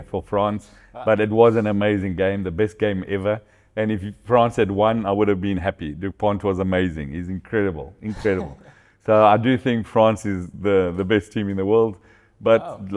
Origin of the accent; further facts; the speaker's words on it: South Africa; moved away as an adult; also born or lived in Angola; now in Portugal; I was born in South Africa, my kids were born in Angola